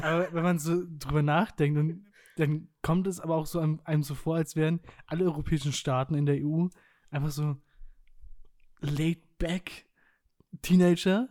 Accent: Germany; als Deutscher

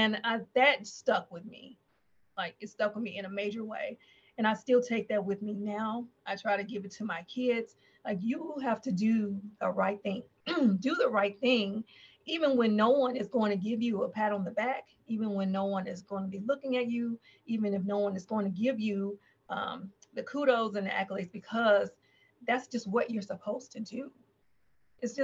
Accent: Nashville, Tennessee, United States; moved away as an adult; I was born and raised in Nashville

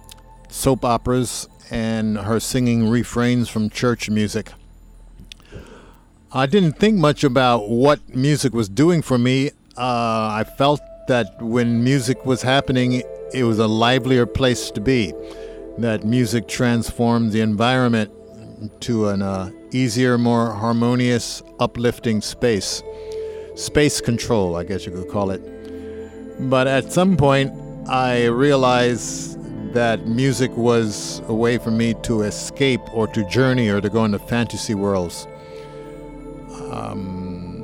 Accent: New Jersey, United States; also born or lived in Philadelphia; I grew up mostly in New Jersey. I was in Philadelphia about 2 years, my first 2 years of life on the planet.

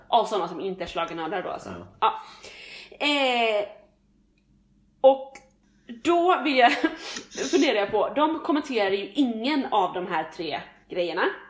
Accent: Sweden; vi som svenskar

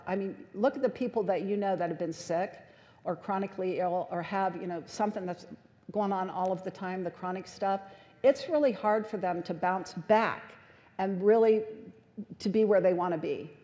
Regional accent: United States; We as American culture

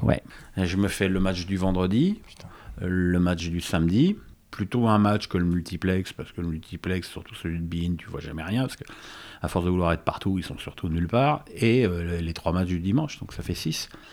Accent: Paris, Île-de-France, France; also born or lived in Seine-et-Marne; je suis né à Paris 8e, hein, tu vois le restaurant L'Avenue.

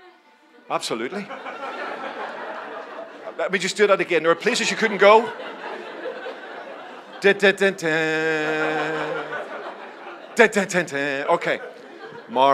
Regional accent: Belfast, Northern Ireland, United Kingdom; I grew up in Belfast, as you can probably tell from my accent

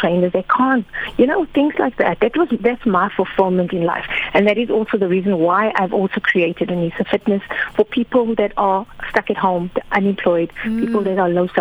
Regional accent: KwaZulu-Natal, South Africa; moved away as an adult; also born or lived in Eastern Cape; now in Cape Town, South Africa; I moved to Eastern Cape because I was from Natal

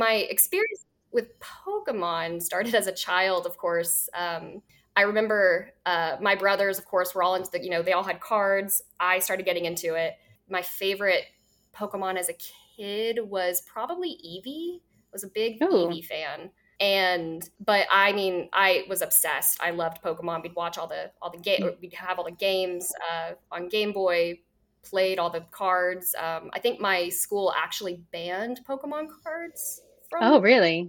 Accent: Texas, United States; I grew up in Texas, so we'd always get ice storms, but never snow

